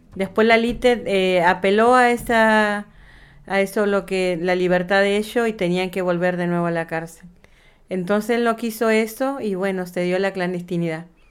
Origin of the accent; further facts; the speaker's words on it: Comodoro Rivadavia, Chubut, Argentina; moved away as an adult; also born or lived in Cushamen; yo vivía en, Comodoro, mis hijos nacieron en Comodoro, yo nací en Comodoro.